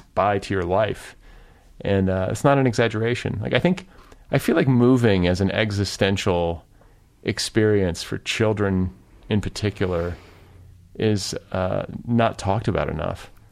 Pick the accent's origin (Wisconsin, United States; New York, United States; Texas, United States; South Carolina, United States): Wisconsin, United States; Cedarburg; also born or lived in Milwaukee / Indiana; now in Los Angeles, United States; I grew up in Cedarburg